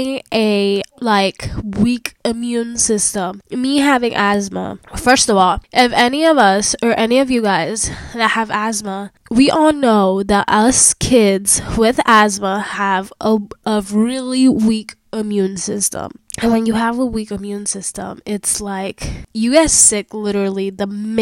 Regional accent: New Jersey, United States; moved away as an adult; now in Kentucky, United States; New Jersey is still my hometown

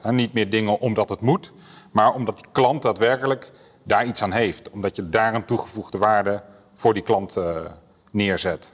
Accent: Apeldoorn, Gelderland, Netherlands; Kom uit Apeldoorn

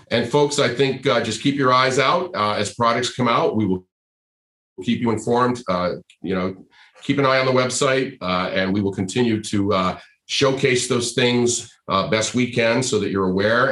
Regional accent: Rhode Island, United States; now in California, United States; I grew up in Rhode Island. I'm a New England. I'm a New England boy, right? I mean, I grew up in Rhode Island, but I've been in California for a long time now

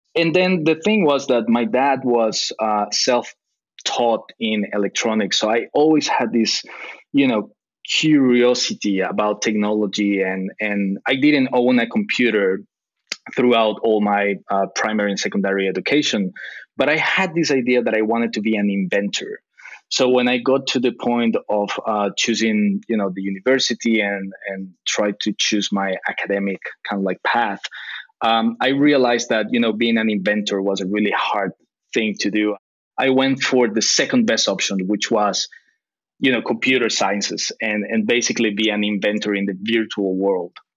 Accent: Costa Rica; moved away as an adult; now in Tokyo, Japan; I'm I'm half uh, Costa Rican, half British. My dad is British, my mom is Costa Rican, but I was born and raised in Costa Rica

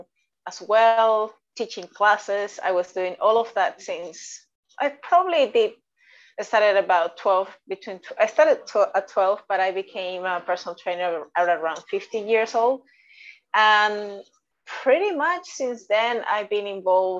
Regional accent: Venezuela; accent: a mix of Australian and Latin and Spanish; English is a second language; moved away as an adult; now in Australia; I am originally from Venezuela, and I came to Australia about almost 9 years ago

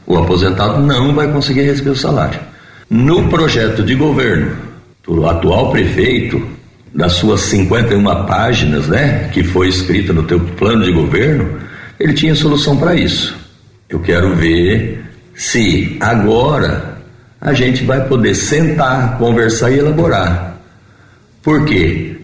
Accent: Ipuã, São Paulo, Brazil; moved away as an adult; now in Jaboticabal, Brazil; eu sou natural de Ipuã, tenho 61 anos e resido em Jabuticabal desde 1978, portanto 43 anos

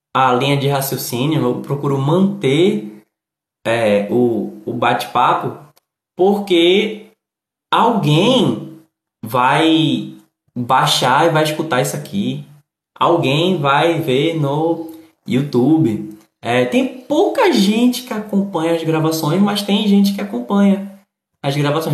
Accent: Recife, Pernambuco, Brazil; eu moro no Nordeste, sou do Recife

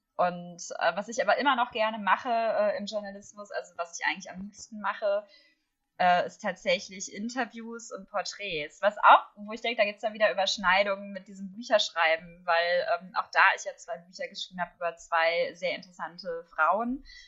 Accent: Herne, North Rhine-Westphalia, Germany; Ich habe in Herne, wo ich herkomme, ähm, dann sogar für die Kinder- und Jugendseite geschrieben

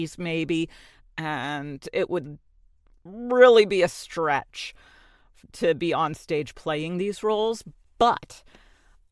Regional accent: New Jersey, United States; accent: New York; I'm from Jersey and New York is right next to me

